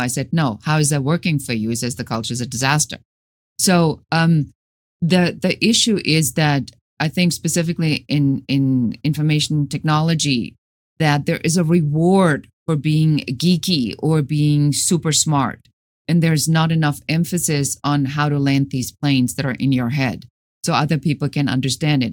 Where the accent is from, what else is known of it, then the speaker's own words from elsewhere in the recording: Germany; moved away as an adult; now in United States; Originally, I'm from Germany.